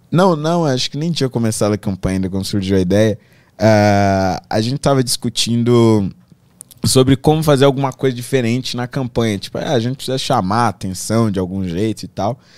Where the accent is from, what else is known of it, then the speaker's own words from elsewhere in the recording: Carapicuíba, São Paulo, Brazil; eu nasci em São Paulo, mas fui criado lá